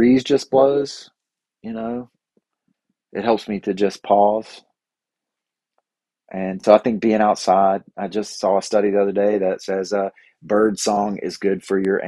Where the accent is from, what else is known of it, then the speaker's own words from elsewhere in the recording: Bible Belt South, United States; I grew up here in the Bible Belt South